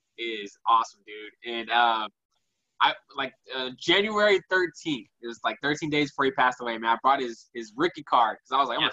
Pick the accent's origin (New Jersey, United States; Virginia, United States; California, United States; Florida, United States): California, United States; Bay Area; I'm a Warrior fan growing up in the Bay Area.